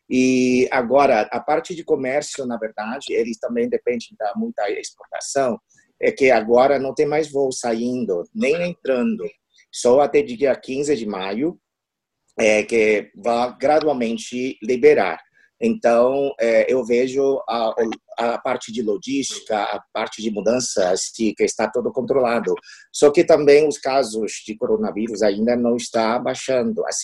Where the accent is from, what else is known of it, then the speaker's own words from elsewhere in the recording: Taiwan; Portuguese is a second language; now in Spain; na verdade, eu sou diplomada de Taiwan, eu sou o primeiro secretário do escritório